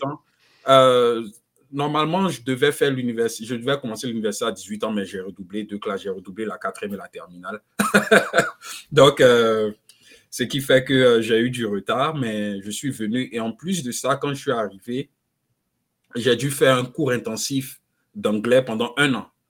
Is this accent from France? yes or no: no; Abidjan, Côte d’Ivoire; moved away as an adult; also born or lived in Nairobi, Kenya; now in United States; je suis né, j'ai grandi en Côte d'Ivoire, à Abidjan